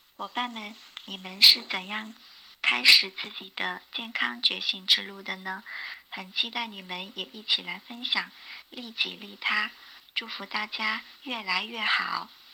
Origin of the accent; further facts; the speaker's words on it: Meizhou, Guangdong, China; also born or lived in Changping, Beijing; now in Beijing, China; 我来自广东梅州，现居北京昌平